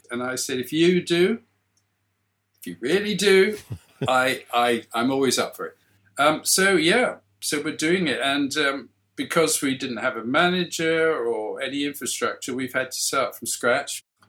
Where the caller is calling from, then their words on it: South East England, United Kingdom; I'm sitting in my garden shed in West Sussex.